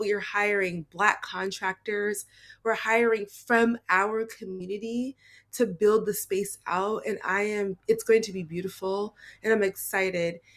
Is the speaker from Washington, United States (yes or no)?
yes; Seattle, Washington, United States; I am born and raised in Seattle, um, I stayed here my whole